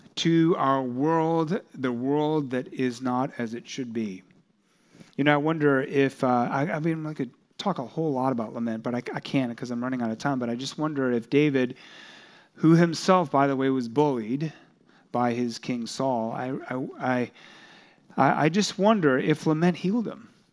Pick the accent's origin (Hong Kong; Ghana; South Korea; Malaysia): South Korea; that country, my home country